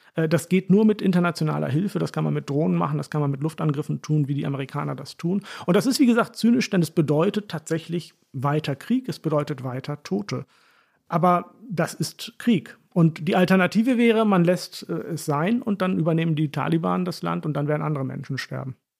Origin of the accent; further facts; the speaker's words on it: Hollern-Twielenfleth, Lower Saxony, Germany; accent: Plattdeutsch; moved away; also born or lived in Heilbronn; so reden wir in Holland. Holland, vielen Fleet, wo ich herkomme